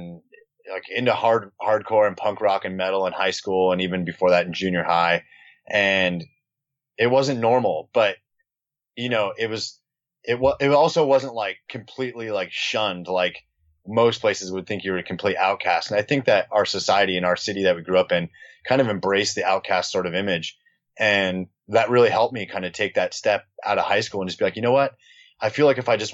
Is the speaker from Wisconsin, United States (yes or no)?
no; Newport Beach, California, United States; also born or lived in Costa Mesa; we grew up in Newport Beach